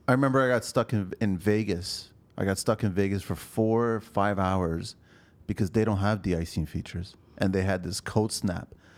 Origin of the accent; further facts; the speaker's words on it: Canada; also born or lived in Pico, Azores, Portugal (family); I'm a Canadian